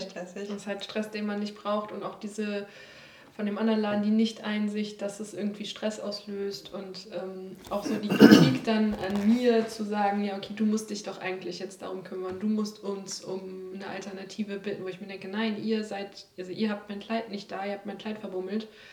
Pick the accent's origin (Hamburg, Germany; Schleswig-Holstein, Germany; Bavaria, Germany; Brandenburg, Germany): Schleswig-Holstein, Germany; Mölln; in meiner Heimatstadt